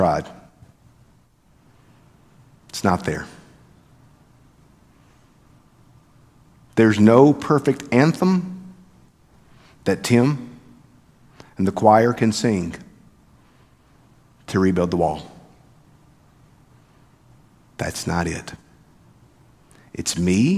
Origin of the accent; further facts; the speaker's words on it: the South, United States; I'm from the South, y'all